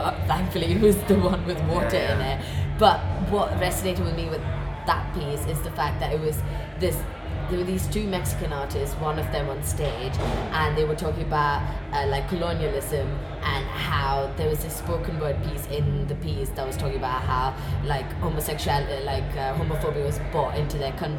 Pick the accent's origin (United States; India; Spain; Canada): India; as an Indian person